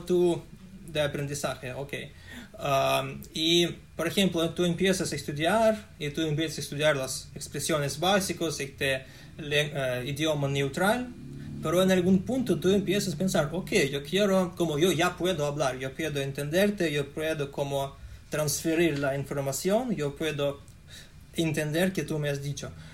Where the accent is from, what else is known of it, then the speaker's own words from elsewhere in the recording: Russia; Spanish is a second language; soy ruso